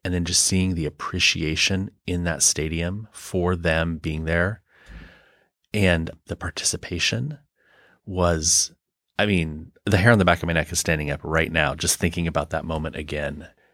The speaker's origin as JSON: {"language": "English", "country": "United States", "said": "as an American"}